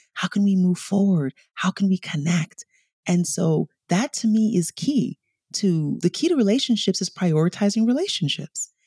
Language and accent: English; New York City, New York, United States; also born or lived in Nigeria / Bronx; I was born in Nigeria, I was raised in New York, and when we came over, my father was a diplomat